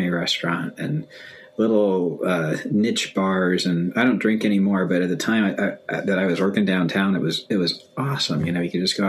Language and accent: English; East Gary, Illinois, United States; now in Minneapolis, United States; I was born in Illinois. I live in Minnesota right now, in Minneapolis